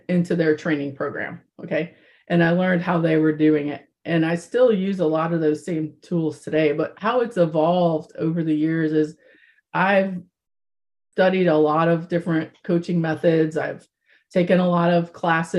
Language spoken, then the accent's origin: English; Midwest of the United States, United States; I was raised in the Midwest of the United States.